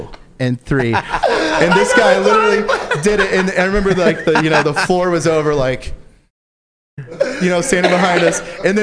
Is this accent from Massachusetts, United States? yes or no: no; Southern Illinois, United States; my hometown in Southern Illinois. We're from this broke Southern Illinois place